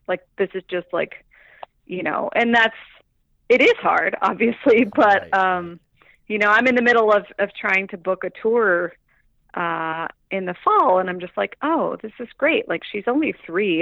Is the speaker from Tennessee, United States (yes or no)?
yes; Eastern Tennessee, United States; also born or lived in Mississippi / Brazil; now in Chicago, United States; I'm originally um, from Eastern Tennessee.